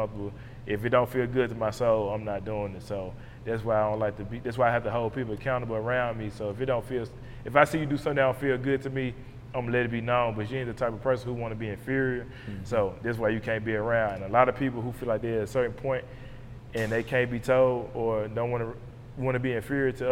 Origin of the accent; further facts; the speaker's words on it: Memphis, Tennessee, United States; this is my hometown